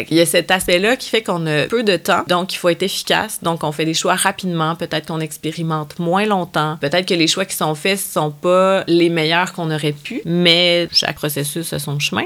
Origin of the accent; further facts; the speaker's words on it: Quebec, Canada; chez nous au Québec